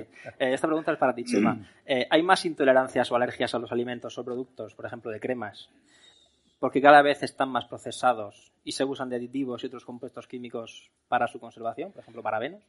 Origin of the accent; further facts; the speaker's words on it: Region of Murcia, Spain; Yo soy de Murcia